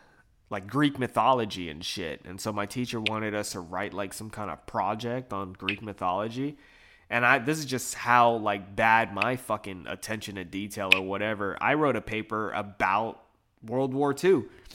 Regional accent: Philippines; And I'm Filipino, you know, so it's very off-putting.

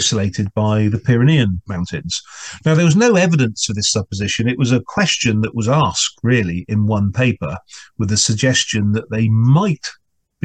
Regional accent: England, United Kingdom; an Englishman

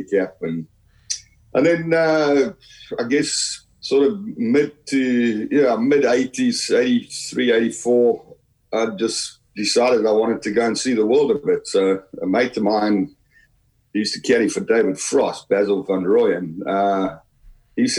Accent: South Africa; also born or lived in Halifax, Yorkshire, England; I was born in Halifax in Yorkshire. You know, then my parents emigrated to South Africa in the late 60s. So basically, I grew up in South Africa.

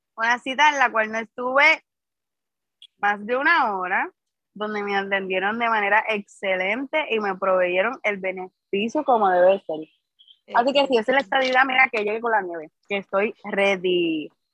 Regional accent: Guaynabo, Puerto Rico; Yo soy del municipio de Guaynabo

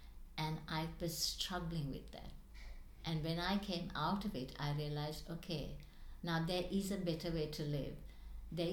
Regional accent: Sri Lanka; moved away; I was born in Sri Lanka

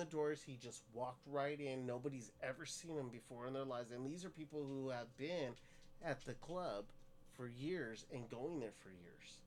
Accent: Stockton, California, United States; I grew up in Stockton

